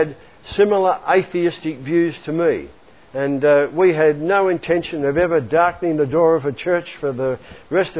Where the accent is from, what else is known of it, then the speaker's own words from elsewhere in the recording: Melbourne, Victoria, Australia; I grew up here in Melbourne